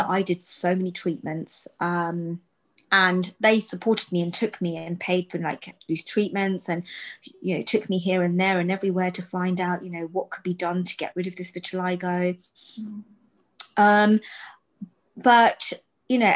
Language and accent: English; United Kingdom; I'm Sikh, I'm British born, British born, but I'm an Indian girl